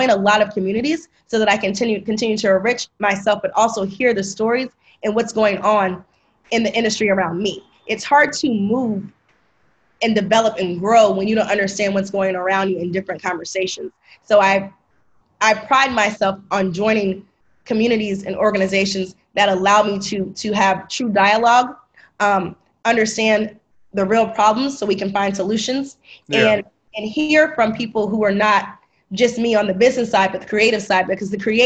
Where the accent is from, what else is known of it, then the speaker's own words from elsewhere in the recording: the South, United States; I'm from the South.